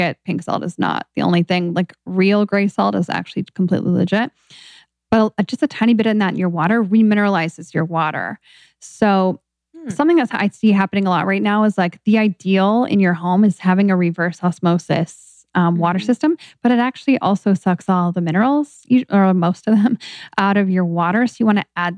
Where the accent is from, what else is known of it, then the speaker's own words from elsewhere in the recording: Seattle, Washington, United States; I grew up in Seattle as well